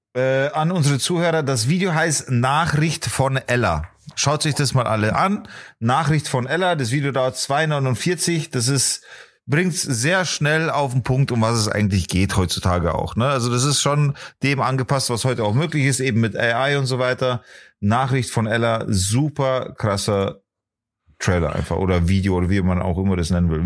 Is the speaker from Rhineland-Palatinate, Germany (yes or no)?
no; Bavaria, Germany; accent: Bavarian; also born or lived in Poland; ich bin aber Bayer.